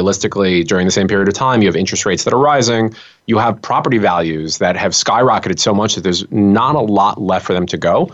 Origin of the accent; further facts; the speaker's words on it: New York City, New York, United States; I grew up around Brighton Beach and Sheepshead Bay